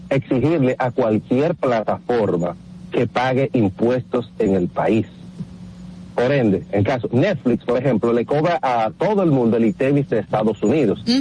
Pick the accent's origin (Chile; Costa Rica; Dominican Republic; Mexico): Dominican Republic; now in New York, United States